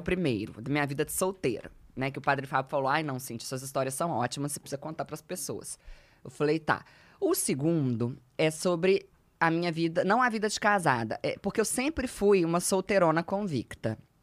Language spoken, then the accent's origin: Portuguese; Belo Horizonte, Minas Gerais, Brazil; eu sou de Belo Horizonte